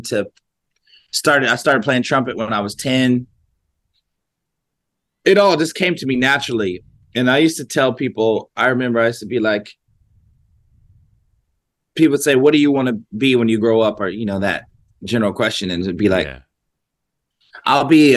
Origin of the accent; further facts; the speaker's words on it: Columbus, Ohio, United States; growing up in Columbus, Ohio